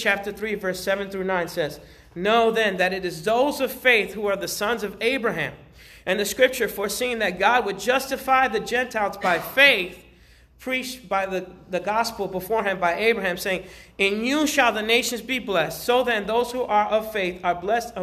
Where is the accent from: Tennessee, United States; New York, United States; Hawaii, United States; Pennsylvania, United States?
New York, United States; New York City; moved away; I was raised in New York City. I grew up in the South Bronx. I was born in Harlem